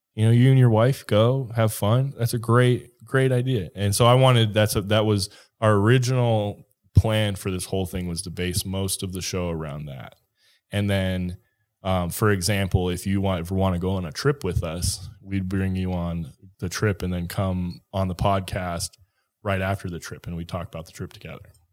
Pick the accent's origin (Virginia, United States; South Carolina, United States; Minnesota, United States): Minnesota, United States; now in Colorado, United States; I grew up in Minnesota